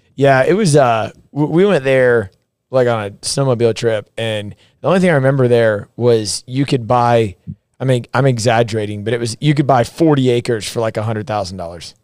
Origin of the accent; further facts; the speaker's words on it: the South, United States; moved away as an adult; we're from the South